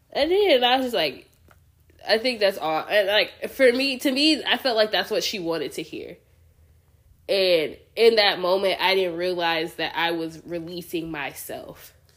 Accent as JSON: {"language": "English", "country": "United States", "said": "as your American friends"}